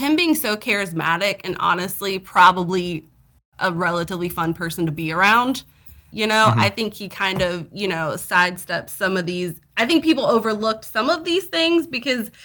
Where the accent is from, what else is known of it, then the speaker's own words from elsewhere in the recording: the South, United States; accent: Southern; I'm from the South